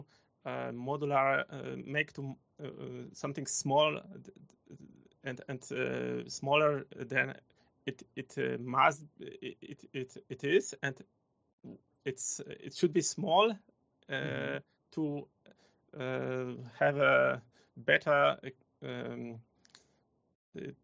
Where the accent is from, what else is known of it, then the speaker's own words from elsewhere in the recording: Poland; English is a second language; moved away as an adult; now in Germany; I am coming from Poland. I was living in village